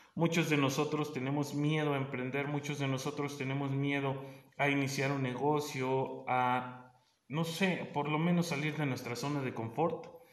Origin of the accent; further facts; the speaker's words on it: State of Mexico, Mexico; yo soy del Estado de México